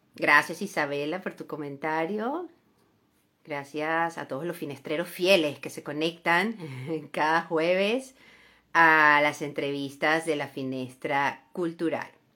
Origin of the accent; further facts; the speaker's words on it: San Cristóbal, Táchira, Venezuela; soy de Venezuela. Eh, entonces, lo conozco, ¿no? además soy de, de, San Cristóbal, Estado Táchira, muy cerca de, la frontera